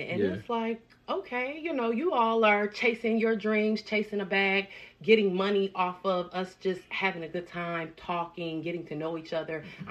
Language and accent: English; Dayton, Ohio, United States; moved away as an adult; now in Columbus, United States; I'm from the Dayton area, but I just moved out here to Columbus